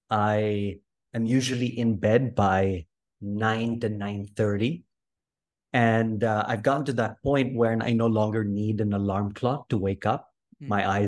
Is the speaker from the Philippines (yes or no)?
yes; Philippines; So I grew up in Southeast Asia, in the Philippines, 7,111 islands.